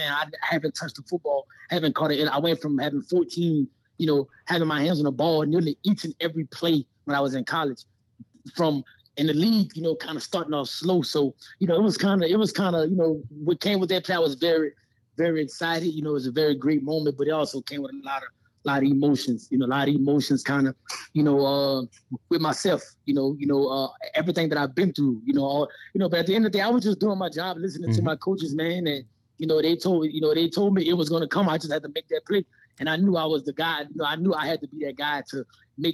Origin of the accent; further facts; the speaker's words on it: Louisiana, United States; moved away as an adult; now in Las Vegas, United States; I'm a South Side boy. I'm from Louisiana